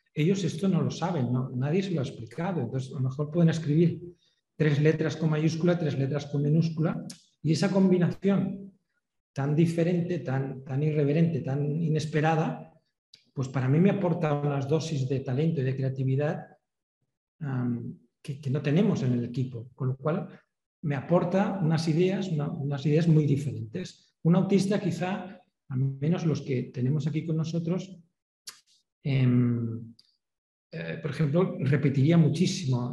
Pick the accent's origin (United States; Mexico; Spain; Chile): Spain; nosotros somos españoles